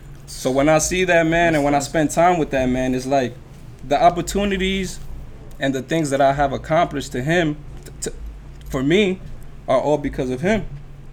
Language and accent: English; New York City, New York, United States; Growing up in Dykeman was really what molded me and made me to the person I am today.